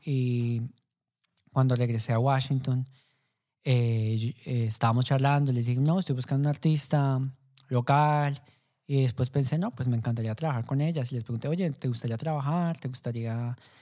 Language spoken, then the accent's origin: Spanish; Colombia; como colombiano